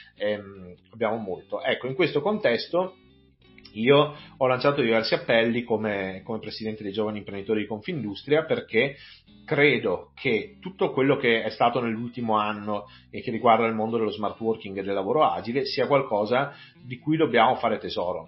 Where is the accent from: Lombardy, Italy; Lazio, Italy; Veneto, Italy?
Veneto, Italy; Vigo di Cadore; now in Belluno, Italy; io non sono neppure nato a belluno, anche se non, non molto lontano, nel senso che sono, vengo da Vigo di Cadore, mi sono trasferito a Belluno vent'anni fa